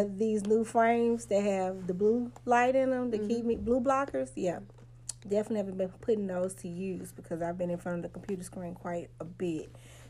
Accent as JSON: {"language": "English", "region": "Louisiana", "country": "United States", "moved": "yes", "lives_now": "Mississippi, United States", "said": "I'm not from here. I'm from Louisiana."}